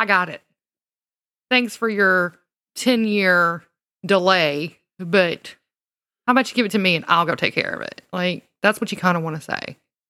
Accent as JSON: {"language": "English", "region": "the South", "country": "United States", "said": "From when I was drinking sodas, it was Mountain Dew. Because I'm from the South."}